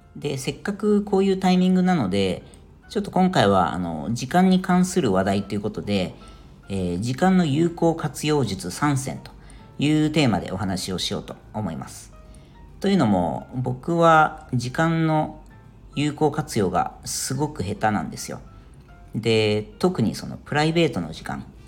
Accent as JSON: {"language": "Japanese", "country": "Japan", "tie": "born or raised there", "moved": "as an adult", "lives_now": "Ireland", "said": "サマータイムがない日本とかですね、まあ、そういうものがそもそもなかった国で生まれ育ってる人"}